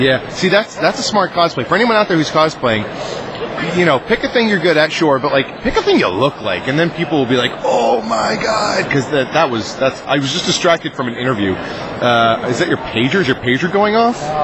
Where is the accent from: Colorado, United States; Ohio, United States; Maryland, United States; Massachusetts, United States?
Massachusetts, United States; Franklin; I was born on the back of a donkey in a small Swiss town called Franklin, Massachusetts. I know I'm from Mass.